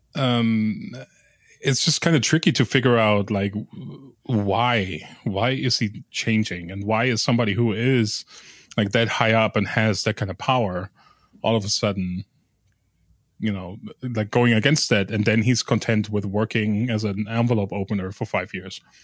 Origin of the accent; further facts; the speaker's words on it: West Germany, Germany; I grew up in West Germany